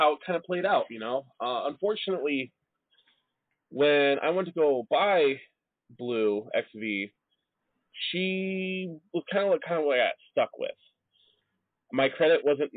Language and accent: English; Midwest, United States; also born or lived in Illinois; us Midwesterners, where snow is a thing